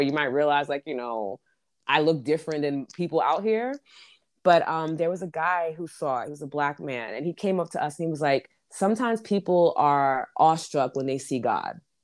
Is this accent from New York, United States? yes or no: yes; New York City, New York, United States; I'm from New York City